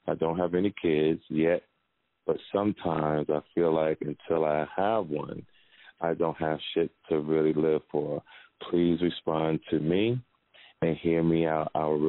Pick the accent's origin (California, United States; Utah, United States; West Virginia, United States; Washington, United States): Washington, United States; Seattle; now in Florida, United States; I'm from Seattle, Washington, and I moved to Florida after my grandmother passed.